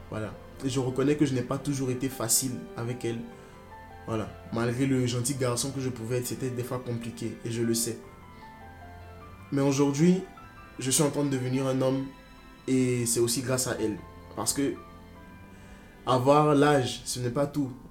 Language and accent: French; Côte d’Ivoire; moved away as an adult; now in France; J'ai grandi en Côte d'Ivoire. Je suis né en Côte d'Ivoire. J'ai grandi en Côte d'Ivoire. Et là, maintenant, je suis en France. J'ai fait euh, jusqu'au bac en Côte d'Ivoire. Et après, je suis venu en France.